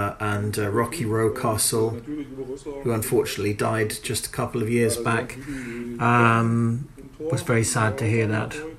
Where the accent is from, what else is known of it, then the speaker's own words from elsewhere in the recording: East Germany, Germany; English is a second language; I knew him from East Germany, where we both come from